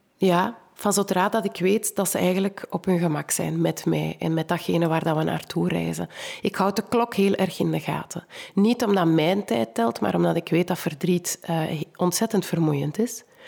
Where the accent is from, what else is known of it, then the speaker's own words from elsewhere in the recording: Kempen, Flanders, Belgium; ik kom ook uit de Kempen.